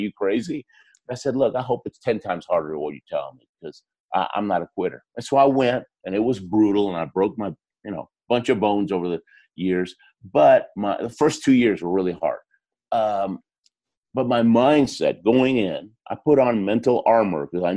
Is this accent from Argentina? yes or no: yes; Argentina; moved away; I was born in Argentina